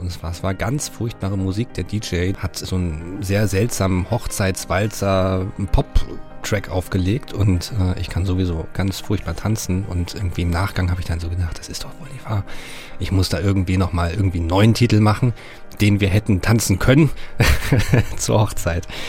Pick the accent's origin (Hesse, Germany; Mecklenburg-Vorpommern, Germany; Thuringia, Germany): Mecklenburg-Vorpommern, Germany; Rostock; born or raised there